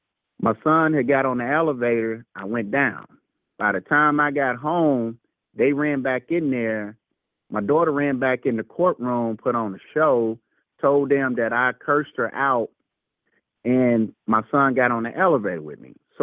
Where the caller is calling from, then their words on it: Louisville, Kentucky, United States; Okay, we're returning from Louisville from last week call. Louisville, Kentucky.